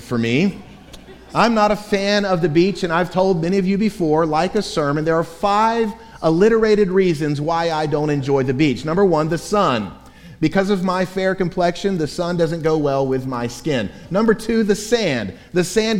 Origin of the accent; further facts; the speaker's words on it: Florida, United States; now in Chattanooga, United States; growing up in the state of Florida and now having lived in Chattanooga, Tennessee for a quarter of a century